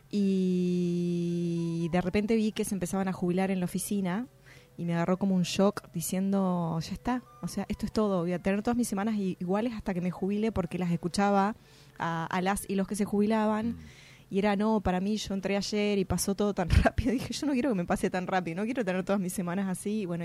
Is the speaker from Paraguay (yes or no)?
no; Salta, Argentina; also born or lived in La Plata / Boedo, Buenos Aires; now in Buenos Aires, Argentina; soy salteña.